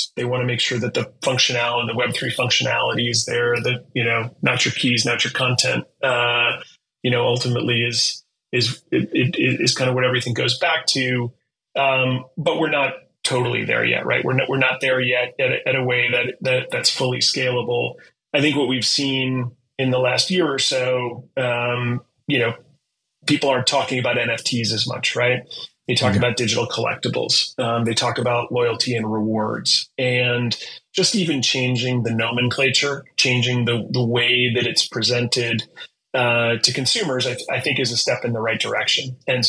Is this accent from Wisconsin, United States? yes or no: yes; Wisconsin, United States; Wisconsin. So in Midwest.